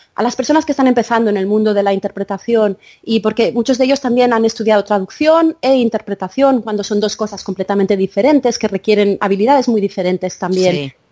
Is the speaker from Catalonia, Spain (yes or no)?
no; Menorca, Balearic Islands, Spain; also born or lived in India; yo me crié en Menorca